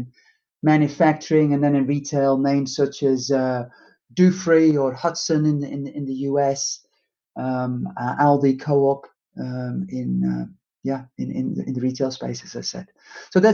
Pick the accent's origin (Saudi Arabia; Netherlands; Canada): Netherlands; moved away as an adult; also born or lived in United Kingdom; it's hard to deny where I'm from originally from the Netherlands